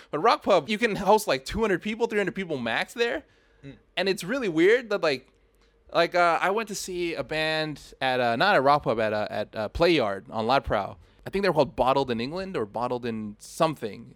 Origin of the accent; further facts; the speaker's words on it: Thailand; me growing up in Thailand